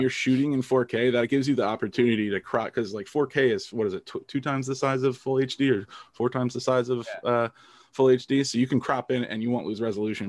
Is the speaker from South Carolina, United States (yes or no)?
no; New Jersey, United States; I, I grew up in New Jersey, so pretty normal, like suburban